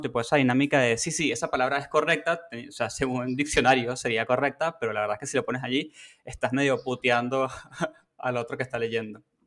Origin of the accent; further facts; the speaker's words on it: Venezuela; now in Argentina; Yo soy de Venezuela